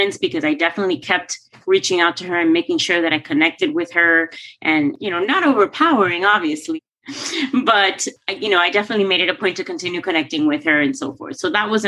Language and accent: English; Coral Gables, Florida, United States; my hometown of Coral Gables